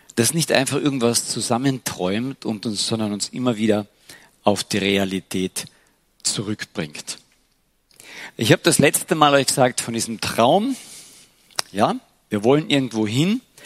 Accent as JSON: {"language": "German", "town": "Klagenfurt", "region": "Carinthia", "country": "Austria", "said": "Bei uns in Klagenfurt"}